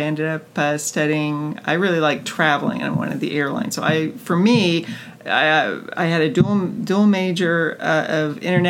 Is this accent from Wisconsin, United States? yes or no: no; San Diego, California, United States; also born or lived in San Francisco / Grass Valley; I moved to San Diego and I was down there till I was about 16. And then we moved to Grass Valley.